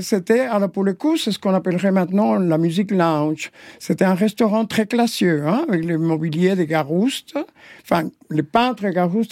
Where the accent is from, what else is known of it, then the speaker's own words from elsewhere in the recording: Havana, Cuba; moved away as an adult; also born or lived in Paris, France; now in France; Je suis né à La Havane, Cuba, oui.